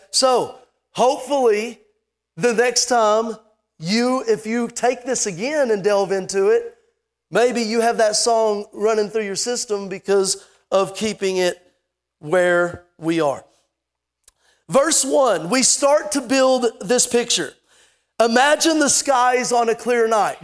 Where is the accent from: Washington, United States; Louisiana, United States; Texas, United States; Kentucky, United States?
Kentucky, United States; Lexington; I was born in Lexington, Kentucky